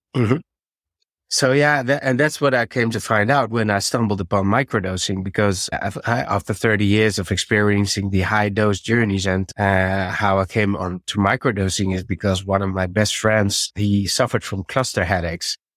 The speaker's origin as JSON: {"language": "English", "country": "Netherlands", "second_language": "English", "said": "I have to, uh, get used to the English, I have to switch because I'm from Holland."}